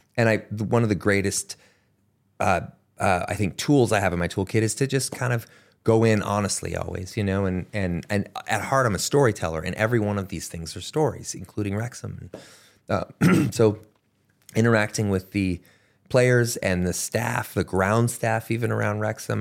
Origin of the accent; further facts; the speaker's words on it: Canada; moved away; where I grew up in Canada